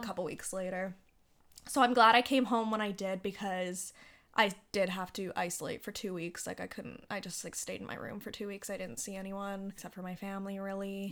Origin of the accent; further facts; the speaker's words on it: Canada; I was safe in my home country with my family and Yeah, I'm, I am grateful for being able to come back to Canada